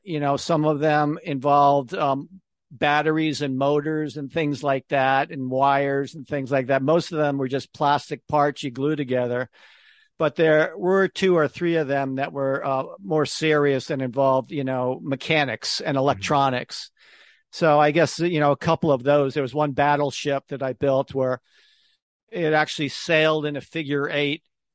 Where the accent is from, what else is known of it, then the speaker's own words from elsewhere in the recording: Connecticut, United States; moved away; also born or lived in New York City; I grew up in Connecticut, even though I spent most of my career in New York City.